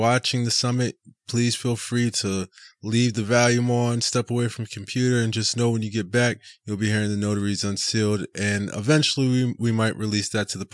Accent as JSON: {"language": "English", "town": "Tampa", "region": "Florida", "country": "United States", "tie": "born or raised there", "said": "I'm from Tampa. Born in Tampa."}